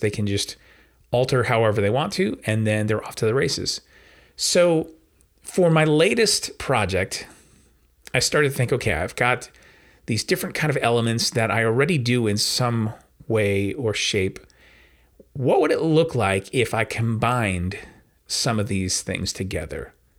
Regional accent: New York, United States; I'm a New Yorker

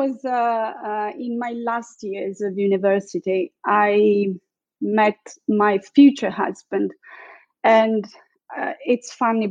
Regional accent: Sicily, Italy; moved away as an adult; also born or lived in Milan / Thailand; I'm Italian. I was born and raised in Sicily in a very small town by the seaside.

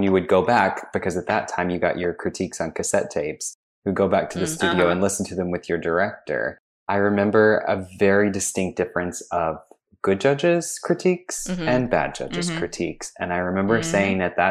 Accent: Arkansas, United States; moved away as an adult; also born or lived in Memphis, Tennessee / New York City; I am originally from Arkansas. I grew up dancing at a dance studio in Memphis, Tennessee

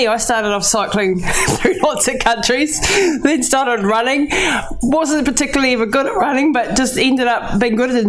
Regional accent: Taranaki, New Zealand; I'm Te Atiawa down in Taranaki, so kia ora from New Zealand, this part of the world

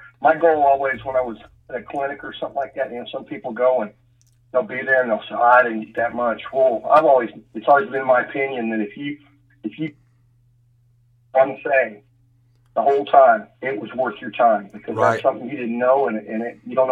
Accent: Phoenix, Arizona, United States; moved away as an adult; also born or lived in Dallas, Texas; now in Austin, United States; I grew up in Phoenix, Arizona

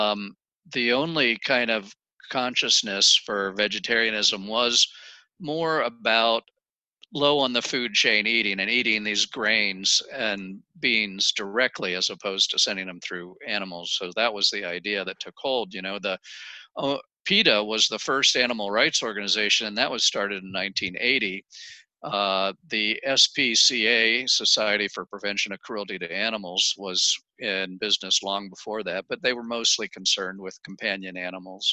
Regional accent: Maryland, United States; moved away as an adult; also born or lived in Ohio / Oregon; I grew up in Maryland

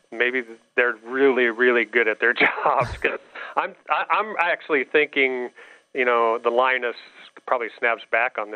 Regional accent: Nebraska, United States; I grew up in Nebraska, was a Cornhusker

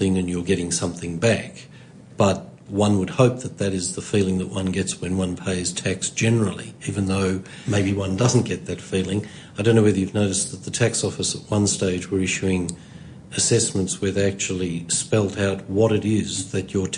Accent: Sydney, New South Wales, Australia; first language Hungarian; English is a second language; I was born here

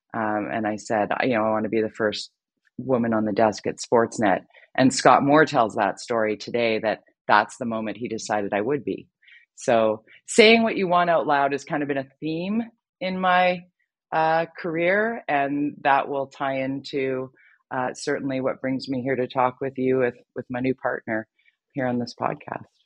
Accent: Vancouver, British Columbia, Canada; my hometown here in Vancouver

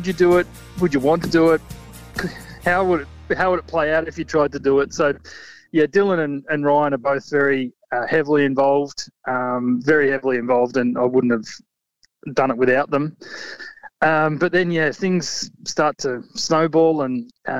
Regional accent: Warrnambool, Victoria, Australia; born and raised in Warrnambool.

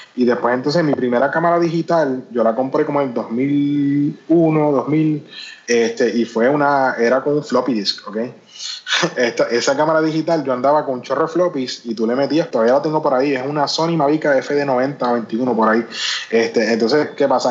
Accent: Puerto Rico; moved away; also born or lived in United States; como puertorriqueño

